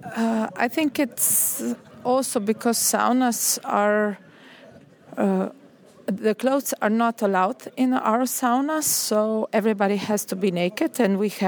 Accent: Slovenia; I'm from Slovenia.

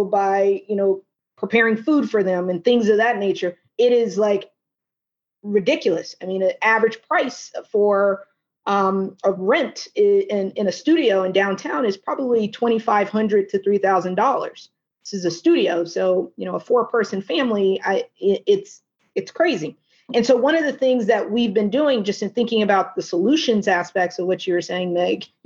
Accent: Little Rock, Arkansas, United States; now in Washington, D.C., United States; my hometown of Little Rock, Arkansas

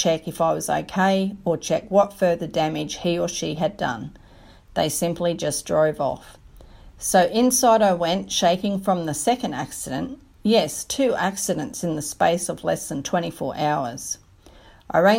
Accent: Australia; my hometown in rural Australia.

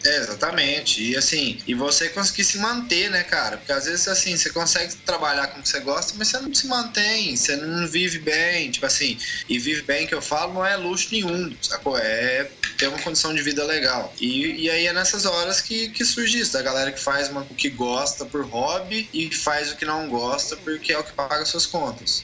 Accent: Araguari, Minas Gerais, Brazil; moved away as an adult; also born or lived in Australia; now in Uberlândia, Brazil; eu sou de Araguari, eu moro em Berlândia, que é uma cidade que já é maior e tal, mas sou de Araguari

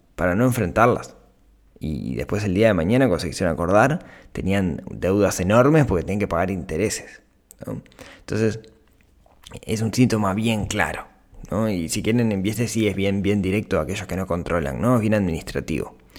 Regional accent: Shangri-La, Canelones, Uruguay; en Shangri-La, que es el, el, barrio, el balneario donde yo crecí

